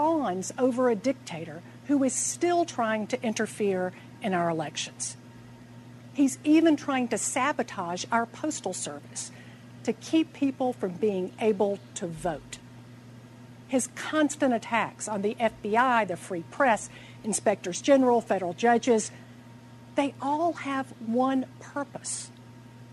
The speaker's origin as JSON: {"language": "English", "town": "Atlanta", "region": "Georgia", "country": "United States", "tie": "born or raised there", "said": "I'm here in my hometown of Atlanta"}